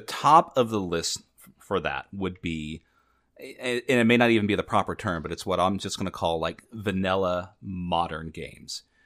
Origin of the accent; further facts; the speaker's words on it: Southern California, United States; I'm growing up in Southern California in the United States